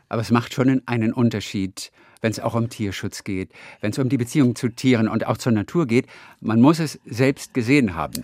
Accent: Northern Germany, Germany; ich bin Norddeutscher.

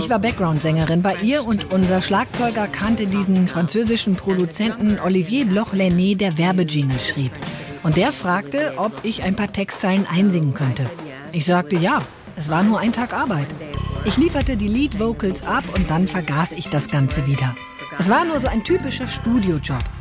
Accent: California, United States; Ich bin in Kalifornien aufgewachsen. In meinen Teenie-Jahren habe ich lange am Strand gelebt.

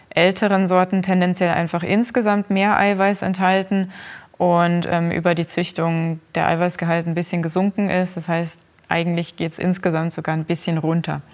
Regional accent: Germany; bei uns in Deutschland

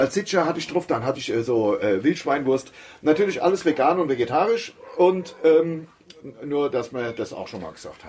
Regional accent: Hesse, Germany; Das ist ja meine Heimat. Also ich wohne hier, ich bin hier. Hier sind wir groß geworden, äh, in jeder Beziehung. Ich bin hier in die Schule gegangen, bin also als Kind hier groß geworden, hab meine Jugend hier verbracht

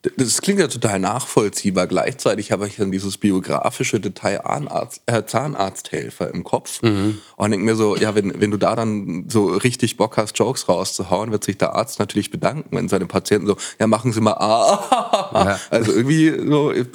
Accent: Franconia, Bavaria, Germany; ich bin in Franken geboren

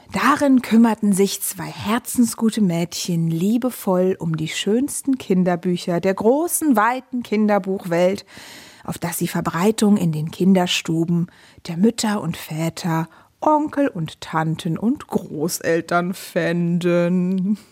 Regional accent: Brandenburg, Germany; ich bin äh, Brandenburgerin, also so quasi letzte Spuren der DDR haben sich da bei uns noch zu Hause befunden

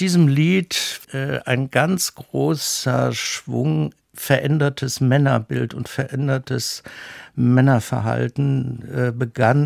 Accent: Esslingen, Baden-Württemberg, Germany; moved away as an adult; also born or lived in Rhineland / Bonn / North Rhine-Westphalia; von Esslingen, wo ich aufgewachsen bin

